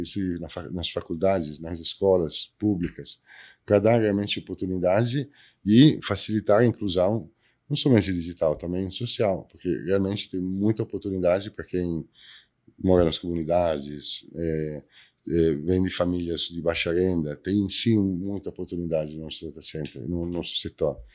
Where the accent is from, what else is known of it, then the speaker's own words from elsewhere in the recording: Italy; Portuguese is a second language; now in Brazil; eu sou italiano